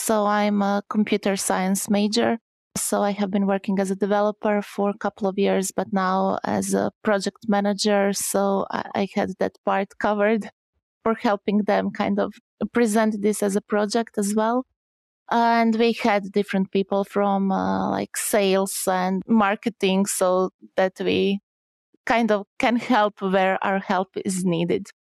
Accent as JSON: {"language": "English", "country": "Croatia", "second_language": "English", "said": "Okay, so hi … I come from Croatia."}